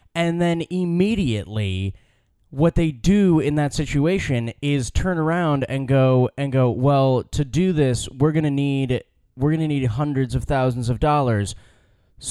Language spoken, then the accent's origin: English; United States; I'm American